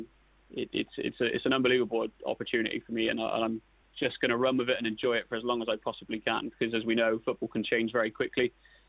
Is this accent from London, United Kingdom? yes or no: no; Welton, South West England, United Kingdom; moving from Welton, which was my hometown, I was born and raised in Welton, moving to Shepton it was a big move for me back then